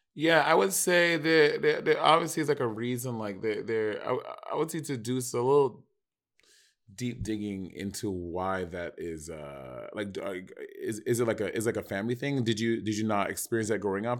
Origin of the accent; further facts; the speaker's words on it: New York, United States; I'm from New York